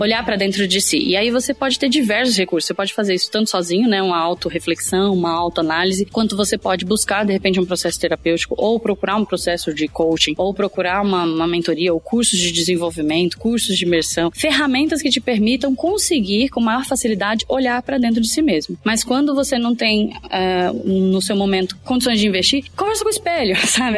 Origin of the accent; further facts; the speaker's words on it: São Paulo, Brazil; eu sou de São Paulo, vim exclusivamente aqui pro evento